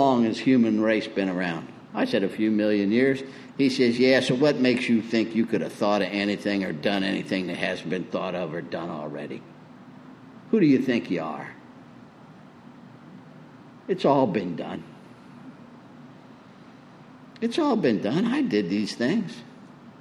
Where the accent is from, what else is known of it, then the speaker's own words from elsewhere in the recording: Tornado Alley, United States; I grew up in Tornado Alley